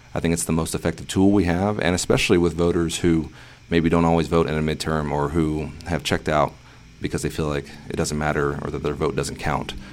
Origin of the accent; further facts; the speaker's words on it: North Texas, United States; I'm running here in my hometown where I was born and raised